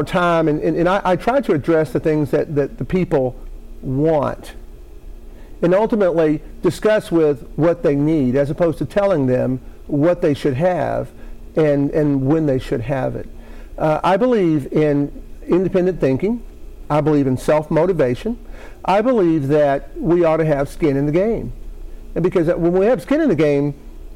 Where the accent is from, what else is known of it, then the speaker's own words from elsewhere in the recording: Maceo, Kentucky, United States; I was born in western Kentucky, a small town of Maceo, just outside of Owensboro.